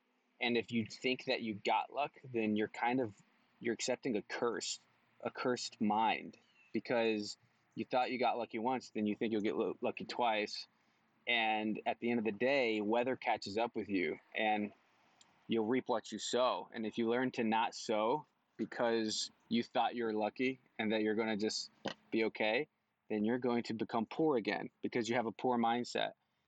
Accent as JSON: {"language": "English", "country": "Mexico", "tie": "born or raised there", "also_born_or_lived": "North Carolina", "lives_now": "Kansas City, United States", "said": "I'm actually from North Carolina. That's where I was born. And then I grew up in Mexico."}